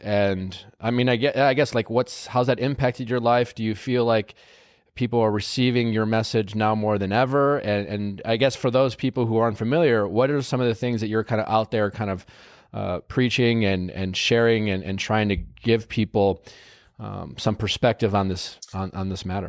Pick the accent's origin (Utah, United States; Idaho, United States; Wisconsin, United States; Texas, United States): Wisconsin, United States; I told you I grew up in Wisconsin